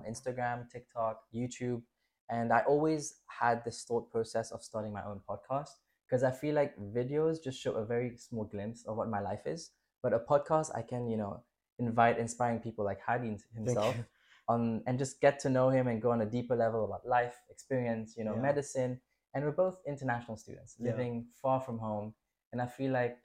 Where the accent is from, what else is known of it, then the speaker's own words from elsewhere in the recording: Mauritius; moved away as an adult; now in Budapest, Hungary; I am from a small tropical island called Mauritius, if you guys don't know, in the Indian Ocean